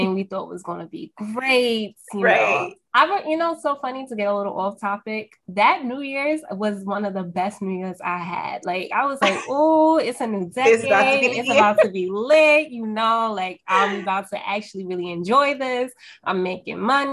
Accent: New York, United States; I'm from New York, if y'all can't tell from my accent right now

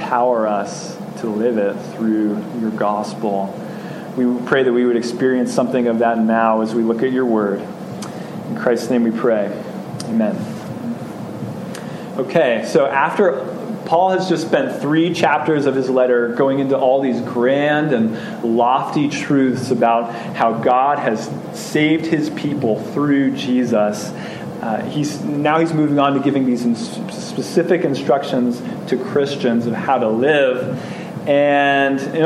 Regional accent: United States

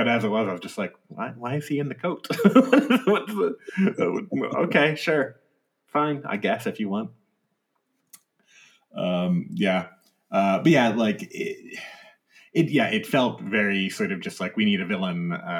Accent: United States; as an American

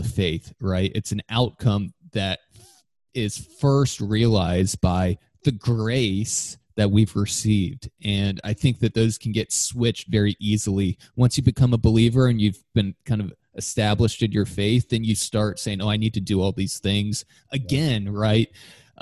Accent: Florida, United States; I grew up in Florida

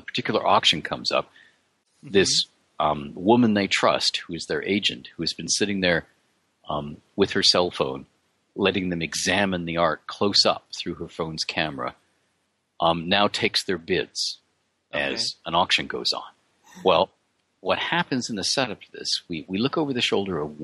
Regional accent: Canada; I'm Canadian

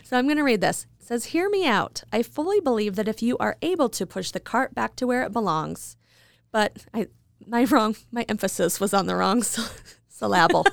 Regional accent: Idaho Falls, Idaho, United States; moved away; also born or lived in New York City; when I moved to New York, I was from Idaho Falls

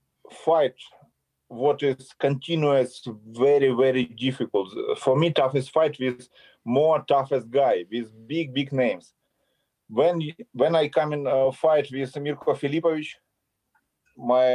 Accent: Kharkiv, Kharkiv Oblast, Ukraine; English is a second language; I born in Soviet Union and I grew up in Soviet Union. Ukrainian Republic, Soviet Union.

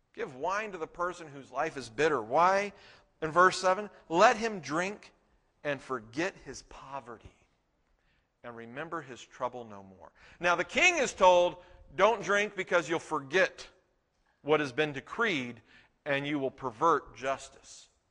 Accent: Texas, United States; We're from Texas

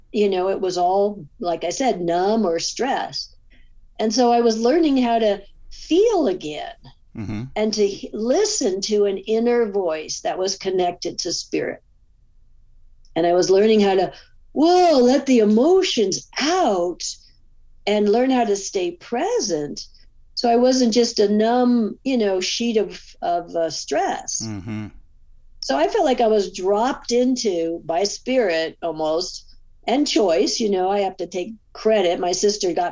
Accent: California, United States; moved away as an adult; also born or lived in Pacific Northwest / Alaska; So as I moved away from California in my early 30s, I moved up to the Northwest

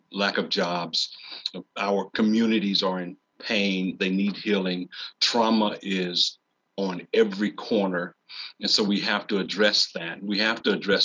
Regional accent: Randolph County, North Carolina, United States; moved away as an adult; now in Durham, United States; Growing up in Randolph County, I felt called to serve my community

